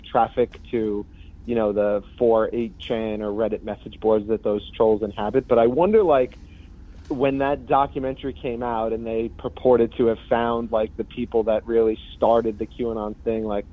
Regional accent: Long Island, New York, United States; also born or lived in Colombia; I was actually born in Colombia, and then I was adopted by my parents, who are from Queens, and I grew up on Long Island.

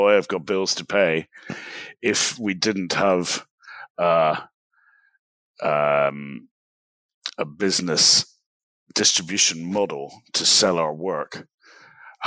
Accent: Glasgow, Scotland, United Kingdom; I'm from Glasgow in Scotland. I'm speaking to you from Dallas, Texas

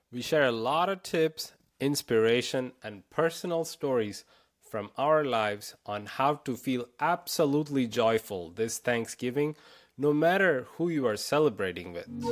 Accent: India; moved away; I grew up in India.

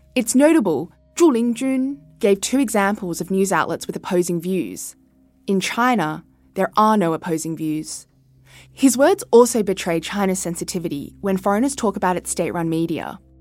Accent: Sydney, New South Wales, Australia; moved away as an adult; I was born and raised in Sydney, and in many ways, had a typical Australian childhood

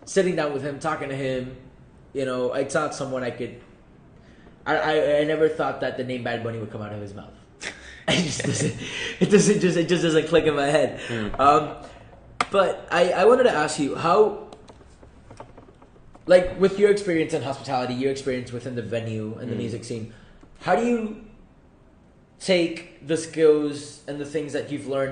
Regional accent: Puerto Rico; moved away; I'm from Puerto Rico, so I'm a Latino, so I listen to music both in English and Spanish

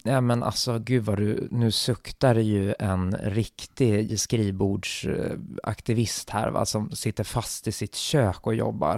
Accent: Sweden; som svensk och västerlänning

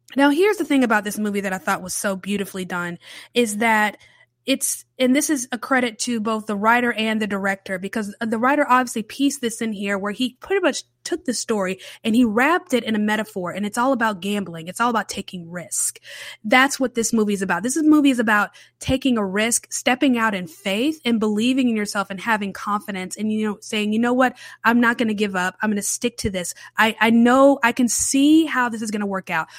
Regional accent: Charlotte, North Carolina, United States; I grew up in Charlotte

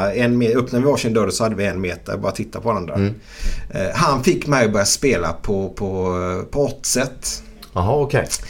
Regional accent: Gothenburg, Västra Götaland, Sweden; Jag är uppvuxen ute i Frölunda.

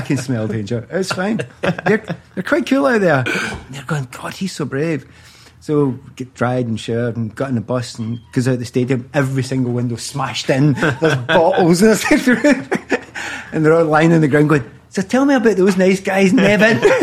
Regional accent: Glasgow, Scotland, United Kingdom; moved away; I'm also from Easter House, which is in the east end of Glasgow

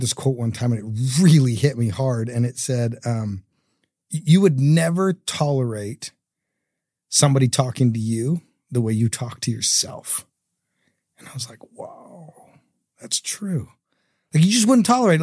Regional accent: Canada; now in Utah, United States; I grew up in Canada

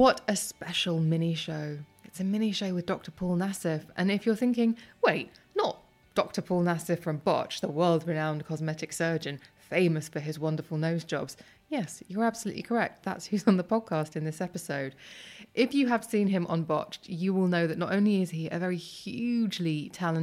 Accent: London, United Kingdom; my hometown

